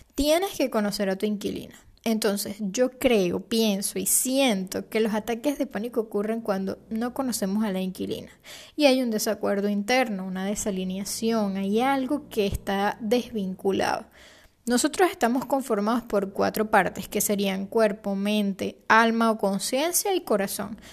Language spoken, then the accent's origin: Spanish; Venezuela